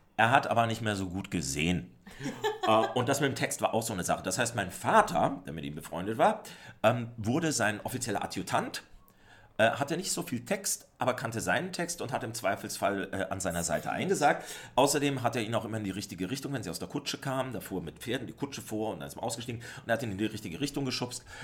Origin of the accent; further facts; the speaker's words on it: Southern Germany, Germany; moved away; also born or lived in Austria; Ich selbst bin ja äh, Deutscher und zwar Süddeutscher.